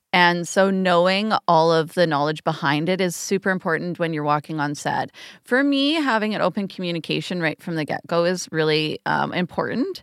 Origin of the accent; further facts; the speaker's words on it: Canada; especially as Canadian artists